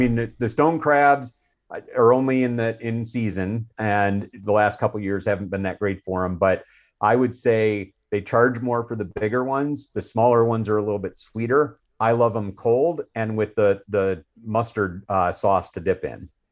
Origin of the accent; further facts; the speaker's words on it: Chicago, Illinois, United States; I grew up in the Chicago area